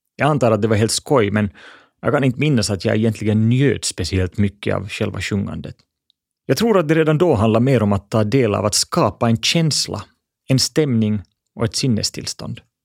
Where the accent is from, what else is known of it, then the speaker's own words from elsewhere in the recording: Espoo, Uusimaa, Finland; Jag växte upp i Bodoms vackra skogar